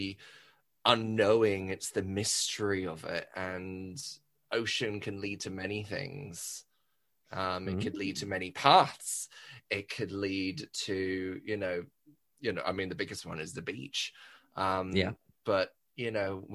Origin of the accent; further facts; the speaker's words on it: Dubai, United Arab Emirates; also born or lived in Australia / Liverpool; even though I was born in Australia, grew up in Dubai, Liverpool is like home for me